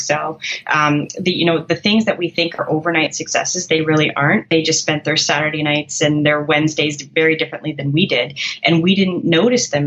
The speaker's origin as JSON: {"language": "English", "country": "Canada", "said": "I'm a Canadian"}